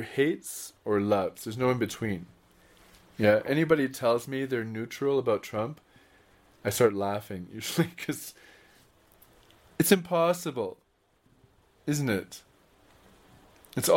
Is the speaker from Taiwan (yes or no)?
no; Canada; moved away; Growing up in Canada